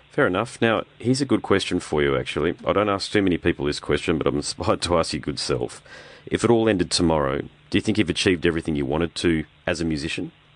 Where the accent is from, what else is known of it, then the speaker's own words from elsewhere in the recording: Brisbane, Queensland, Australia; I'm from Brisbane, okay, so we're a bit different. We're a bit more like Florida up here